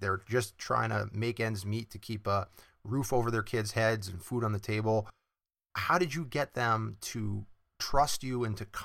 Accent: New Hampshire, United States; from my home state of New Hampshire

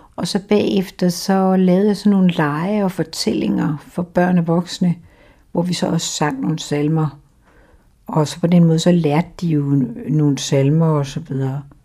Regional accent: Randers, Central Denmark Region, Denmark; moved away as an adult; also born or lived in Aarhus; now in Humlebæk, Denmark; jeg er født i, i noget, der hedder Dronningborg, som ligger lige uden for Randers

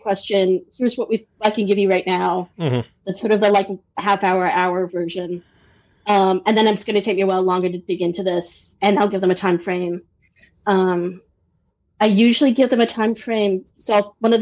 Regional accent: Boston, Massachusetts, United States; moved away as an adult; also born or lived in Minnesota / Maine; I grew up in the Boston area, lived in Minnesota for 12 years and Maine for 4 years

